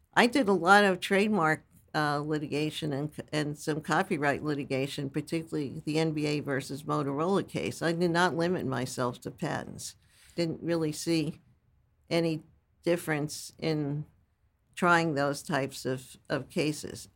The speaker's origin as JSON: {"language": "English", "town": "New York City", "region": "New York", "country": "United States", "tie": "born or raised there", "also_born_or_lived": "Brooklyn, New York", "said": "My family moved to Staten Island"}